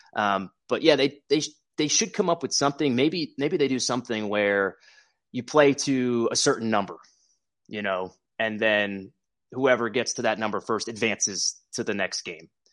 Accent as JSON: {"language": "English", "region": "New Jersey", "country": "United States", "moved": "as an adult", "lives_now": "Springfield, United States", "said": "I'm from New Jersey"}